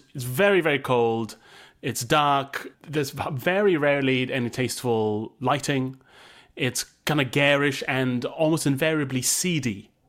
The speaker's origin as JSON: {"language": "English", "country": "Malaysia", "tie": "born or raised there", "lives_now": "United Kingdom", "said": "It never really got fully ingrained in me because I didn't grow up in the UK. I grew up in Malaysia. And there's not really a pub culture there."}